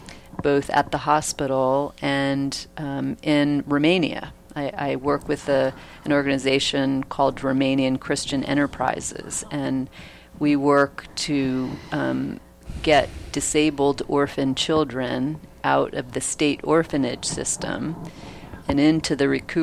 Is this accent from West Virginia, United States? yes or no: no; New Jersey, United States; moved away; I'm from New Jersey